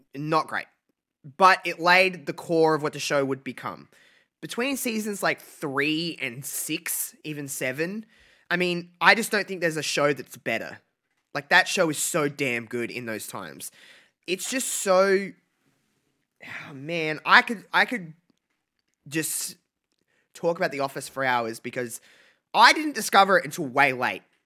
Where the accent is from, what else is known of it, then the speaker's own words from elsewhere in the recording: Australia; I'm from Australia